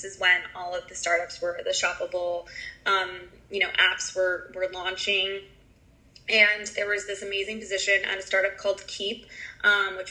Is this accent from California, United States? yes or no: yes; San Francisco, California, United States; moved away as an adult; now in New York, United States; I am originally from San Francisco